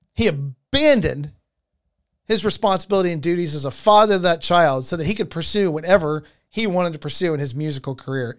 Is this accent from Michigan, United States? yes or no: no; Georgia, United States; in the state of Georgia, my home state